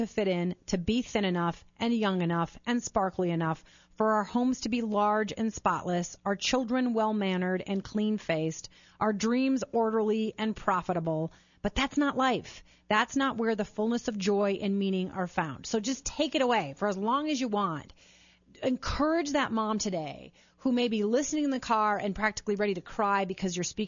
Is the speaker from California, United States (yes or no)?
no; Chicago, Illinois, United States; moved away; I was born in Chicago